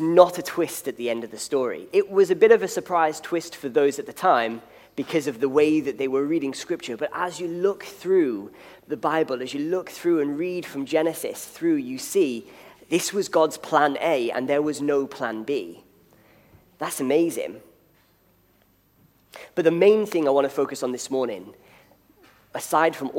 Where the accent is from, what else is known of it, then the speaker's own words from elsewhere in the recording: Liverpool, North West England, United Kingdom; moved away; the city from which I come, I'm from Liverpool